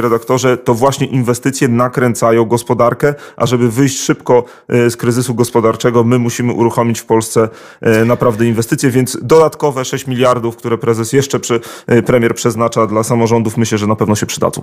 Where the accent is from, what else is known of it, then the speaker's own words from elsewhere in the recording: Biała Podlaska, Lublin Voivodeship, Poland; moje rodzinne miasto Biała Podlaska